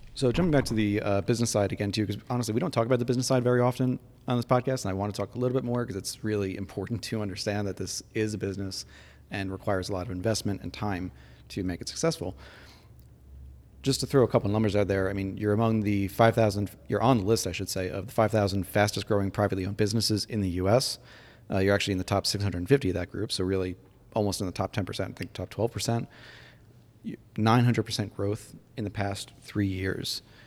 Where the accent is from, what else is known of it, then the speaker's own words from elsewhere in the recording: New York, United States; my home state